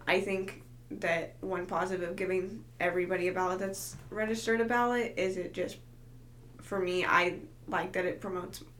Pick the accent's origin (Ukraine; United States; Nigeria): United States; Aurora, Colorado; now in Edmond, United States; where I'm from in Colorado